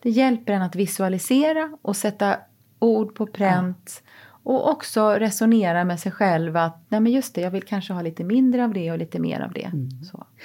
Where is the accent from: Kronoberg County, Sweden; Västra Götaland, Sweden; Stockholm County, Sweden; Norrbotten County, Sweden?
Kronoberg County, Sweden; Växjö; moved away; min hemstad Växjö